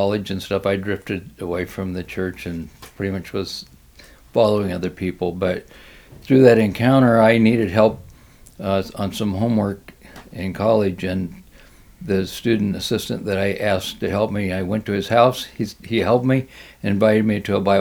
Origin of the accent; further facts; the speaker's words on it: Bloomfield, Iowa, United States; I grew up in Bloomfield, Iowa, in southeast Iowa